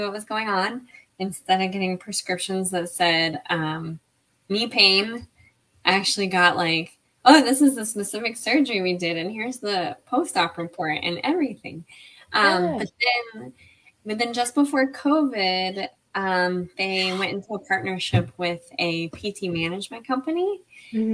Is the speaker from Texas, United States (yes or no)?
yes; Lake Jackson, Texas, United States; moved away as an adult; also born or lived in San Angelo, Texas; now in Austin, United States; I am from Lake Jackson, Texas, a small town south of Houston. But I currently live in Austin, Texas.